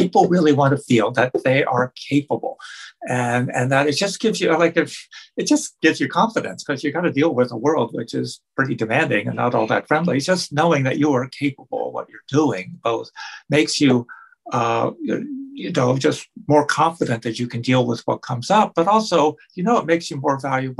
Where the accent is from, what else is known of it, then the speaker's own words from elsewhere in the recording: Canada; also born or lived in Australia; I was from Canada. Originally? You know, most of my career here in Canada